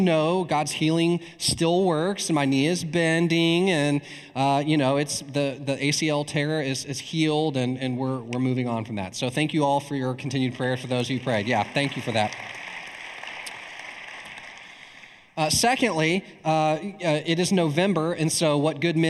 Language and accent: English; East Texas, United States; I'm from East Texas